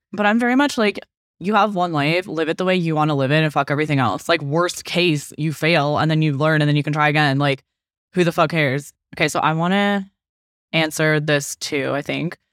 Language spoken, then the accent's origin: English; Okanagan, British Columbia, Canada; I was from the Okanagan.